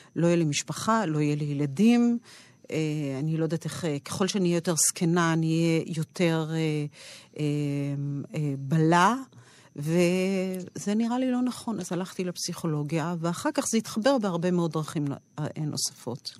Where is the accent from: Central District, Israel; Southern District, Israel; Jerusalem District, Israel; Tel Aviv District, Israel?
Central District, Israel; Rehovot; אני גדלתי ברחובות